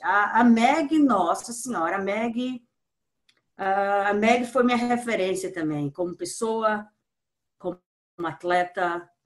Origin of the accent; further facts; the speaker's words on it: Brazil; sou brasileira, amo meu país